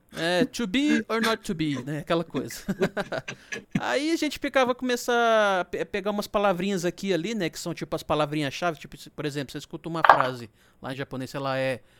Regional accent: interior of Minas Gerais, Brazil; eu sou do interior de Minas

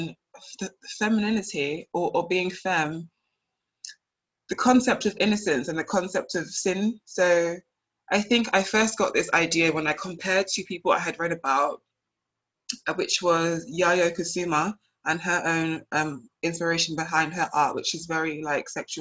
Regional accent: United Kingdom; also born or lived in Nigeria; now in Liverpool, United Kingdom; one minute I'm Black British, the next minute I'm British Nigerian

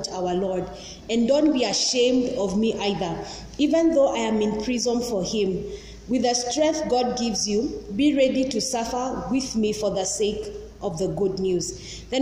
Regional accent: Nairobi, Kenya; also born or lived in Langata; I'm from Eastlands.

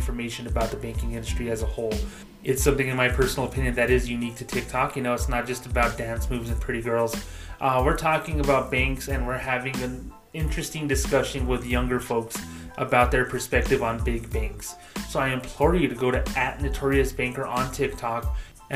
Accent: Socorro, New Mexico, United States; my hometown, Socorro, New Mexico, population 7,000

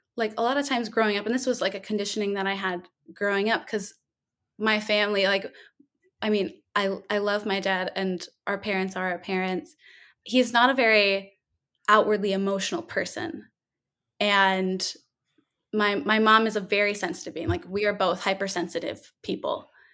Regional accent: Minnesota, United States; moved away as an adult; also born or lived in Duluth, Minnesota; now in New Orleans, United States; I'm from Minnesota, uh, born and raised

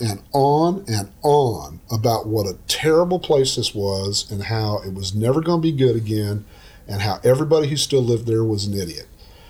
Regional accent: Oklahoma, United States; now in Texas, United States; I'm from Oklahoma. This happens all the time. I'm from Oklahoma. So I call them tornadoes.

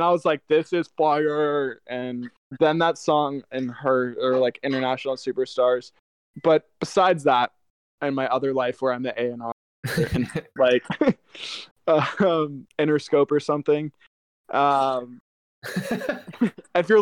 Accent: Atlanta, Georgia, United States; I grew up in Atlanta

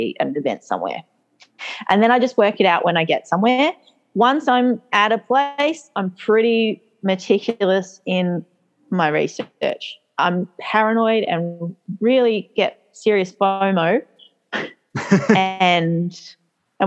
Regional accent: Australia; I'm Australian

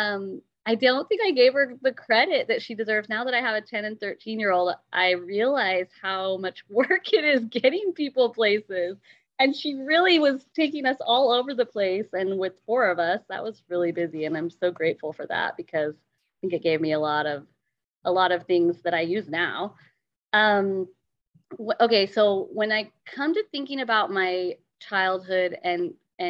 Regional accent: Eugene, Oregon, United States; I grew up in Eugene

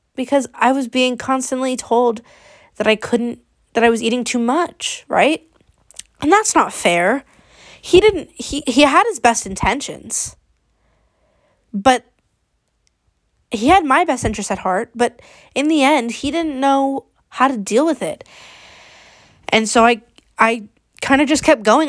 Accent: Bay Area, California, United States; I am sixteen, and I'm from the Bay Area

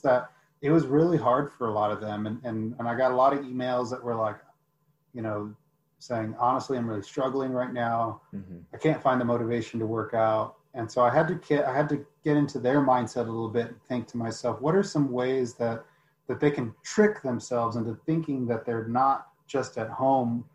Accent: United States; I grew up in the United States, but I have a lot of culture in Mexico

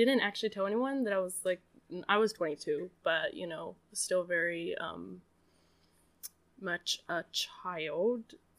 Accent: Maryland, Washington, United States; moved away as an adult; also born or lived in Pennsylvania, United States; So, I grew up Eastern Mennonite. Well, technically our family was Washington County Mennonite until I was nine, and then we moved from Maryland to Washington State.

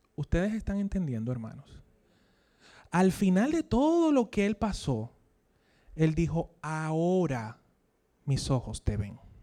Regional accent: Dominican Republic; accent: Dominican; como diríamos aquí en dominicano

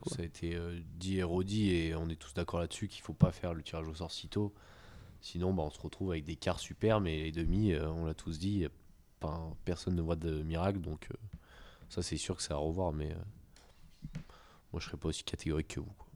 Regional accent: France; je suis français

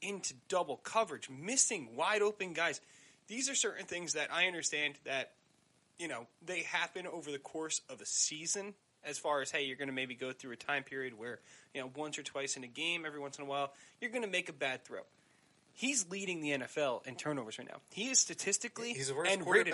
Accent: New Jersey, United States; accent: South Jersey; my South Jersey accent

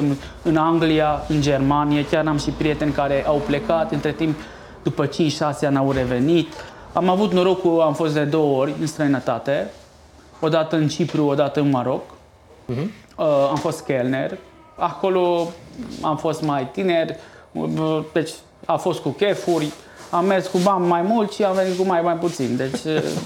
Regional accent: Sfântu Gheorghe, Covasna County, Romania; also born or lived in Chichiș; Eu am născut în Chichiș, lângă Brașov, între Brașov și Sfântul George, dar de sunt de aici

